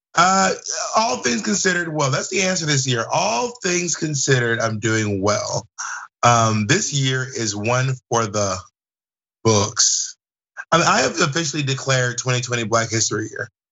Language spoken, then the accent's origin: English; the South, United States; me growing up in the South.